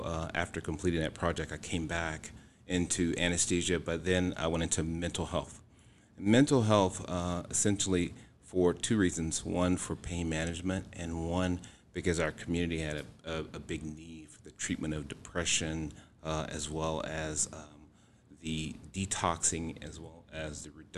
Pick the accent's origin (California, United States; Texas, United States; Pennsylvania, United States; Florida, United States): Texas, United States; Houston; moved away; I am originally from Houston, Texas, and I've been here for almost 18 years now